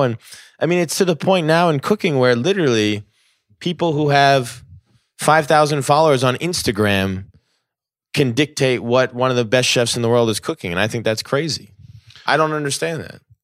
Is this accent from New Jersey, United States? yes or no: yes; New Jersey, United States; I grew up in New Jersey.